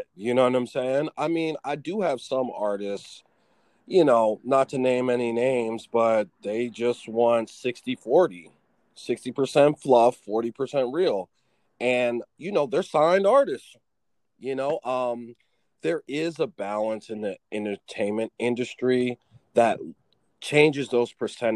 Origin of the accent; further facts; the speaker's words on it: Philadelphia, Pennsylvania, United States; also born or lived in Stroudsburg, Pennsylvania / New Jersey; I'm from Philadelphia. I was born and raised there. I moved to the mountains of Pennsylvania, kind of like the suburbs of Philadelphia when I turned like 10.